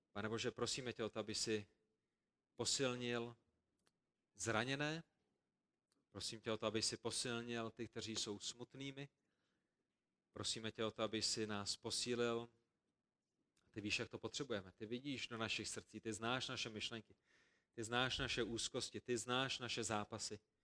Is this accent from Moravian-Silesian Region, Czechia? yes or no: no; Prague, Czechia; A my, kteří jsme vyrůstali v Praze